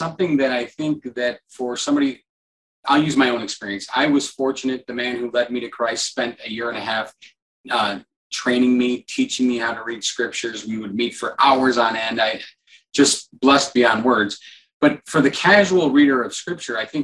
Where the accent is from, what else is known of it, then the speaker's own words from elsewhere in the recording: Midwest, United States; I was an American and grew up in the Midwest